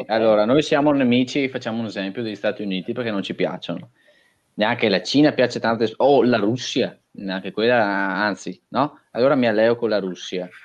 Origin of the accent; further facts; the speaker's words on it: Sossano, Veneto, Italy; se io sono nato a Sossano, se io sono nato in Italia